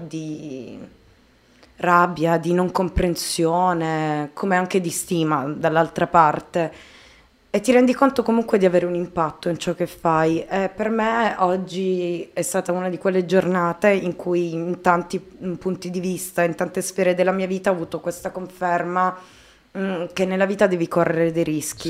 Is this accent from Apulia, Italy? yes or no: yes; Taranto, Apulia, Italy; ho scritto per un giornale nella mia città natale, Taranto